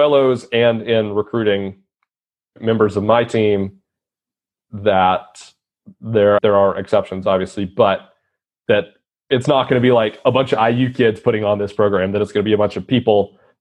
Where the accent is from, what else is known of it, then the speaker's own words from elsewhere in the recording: South Carolina, United States; I'm from South Carolina